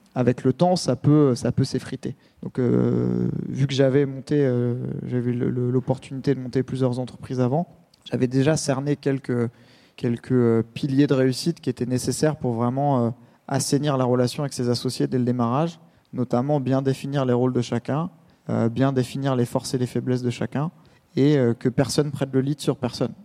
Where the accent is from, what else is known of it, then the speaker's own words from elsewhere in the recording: Essonne, Île-de-France, France; le quartier où je suis né dans l'Essonne